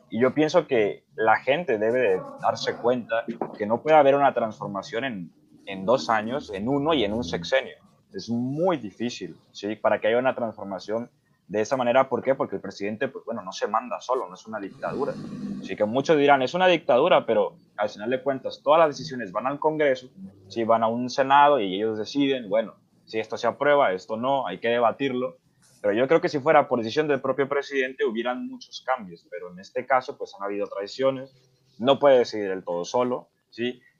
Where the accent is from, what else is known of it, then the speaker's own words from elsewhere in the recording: Mexico; lo veo más como que a mí como ciudadano mexicano me da gusto